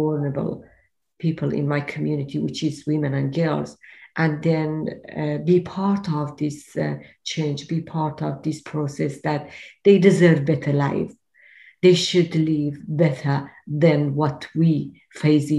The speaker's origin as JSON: {"language": "English", "country": "Iran", "moved": "yes", "said": "I am originally Kurd from Iran"}